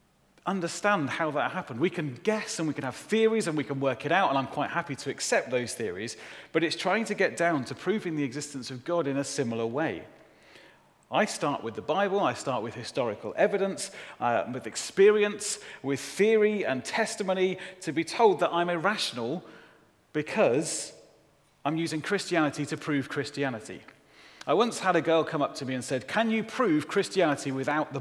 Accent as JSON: {"language": "English", "town": "Solihull", "region": "West Midlands", "country": "United Kingdom", "tie": "born or raised there", "also_born_or_lived": "Shirley", "said": "I grew up in Solihull."}